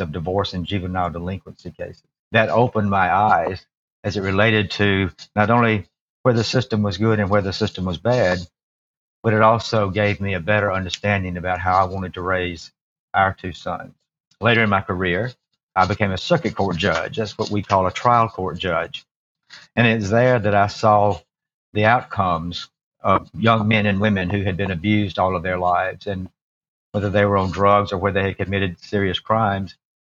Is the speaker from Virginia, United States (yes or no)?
no; Alabama, United States; I was born here in Alabama